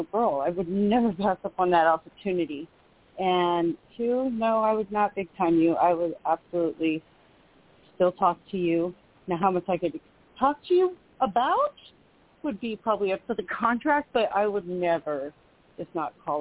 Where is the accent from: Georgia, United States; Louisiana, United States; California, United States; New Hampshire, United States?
California, United States; Sacramento; my hometown in Sacramento